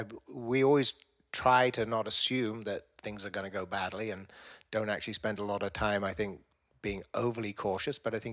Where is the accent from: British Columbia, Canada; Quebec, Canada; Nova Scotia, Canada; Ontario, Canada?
British Columbia, Canada; Vancouver; We're friends from Vancouver.